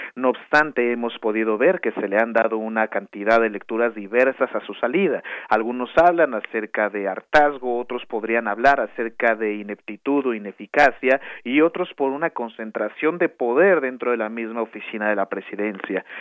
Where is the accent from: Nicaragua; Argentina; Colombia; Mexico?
Mexico; como mexicanos, como mexicanos